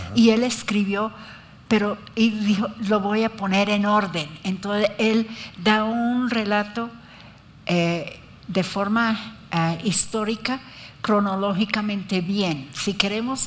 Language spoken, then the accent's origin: Spanish; Colombia; Yo nací aquí, por eso soy colombiana